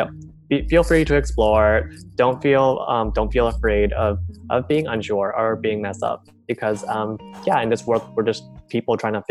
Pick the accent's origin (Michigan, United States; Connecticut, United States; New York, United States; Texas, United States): Texas, United States; moved away as an adult; now in Los Angeles, United States; I grew up in Texas, but now I'm living in Los Angeles.